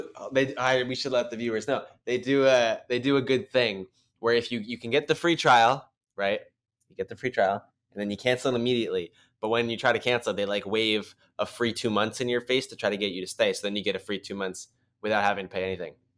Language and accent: English; United States; We're Americans